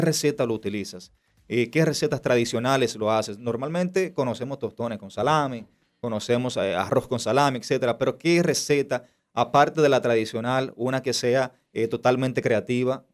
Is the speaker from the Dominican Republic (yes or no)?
yes; Dominican Republic; nosotros como dominicanos